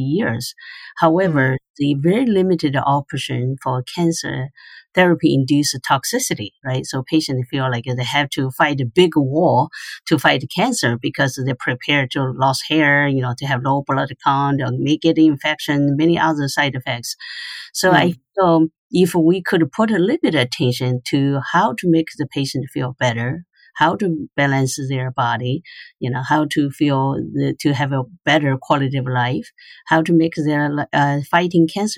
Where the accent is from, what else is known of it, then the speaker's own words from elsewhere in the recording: Chaohu, Anhui, China; English is a second language; moved away as an adult; also born or lived in Hefei, China / Guangzhou, China / San Antonio, United States / Indiana, United States; now in Washington, United States; I grew up in Chaohu City and Anhui province